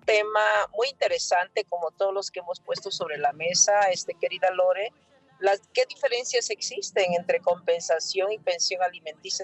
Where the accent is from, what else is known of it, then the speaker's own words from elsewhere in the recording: Mexico; nosotros como mexicanas y mexicanos